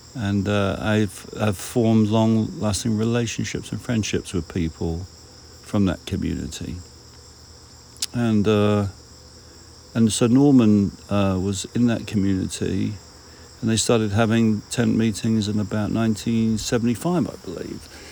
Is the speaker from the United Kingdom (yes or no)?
yes; United Kingdom; being a British person